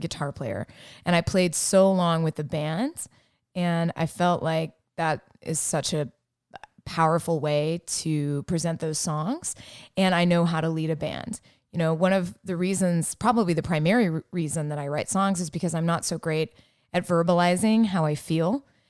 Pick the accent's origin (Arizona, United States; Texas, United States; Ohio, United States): Texas, United States; Hewitt; I grew up in Hewitt, Texas, which is a suburb of Waco